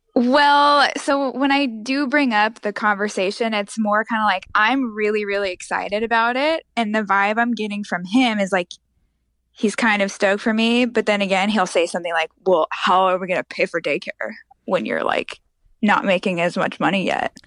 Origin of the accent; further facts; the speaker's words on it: Montana, United States; now in Texas, United States; I'm actually from Montana